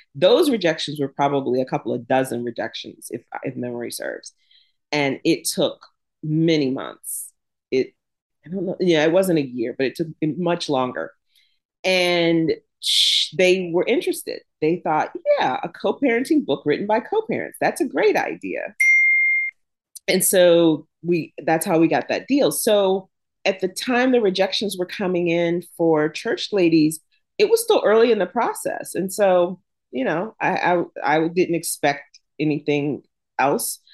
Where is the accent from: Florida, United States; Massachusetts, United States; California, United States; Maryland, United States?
Florida, United States; Jacksonville; also born or lived in Pittsburgh, Pennsylvania; now in Oxford, Mississippi, United States; I grew up in the South, um, Jacksonville, Florida